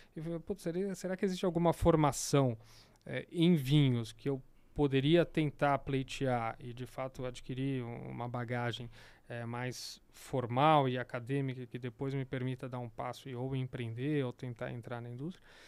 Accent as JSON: {"language": "Portuguese", "region": "São Paulo", "country": "Brazil", "said": "sou daqui de São Paulo"}